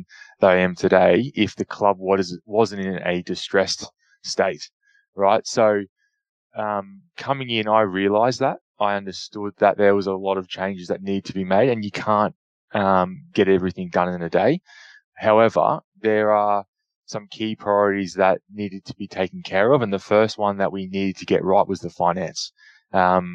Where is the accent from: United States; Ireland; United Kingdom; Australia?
Australia; Queensland; being from Queensland, being a Queenslander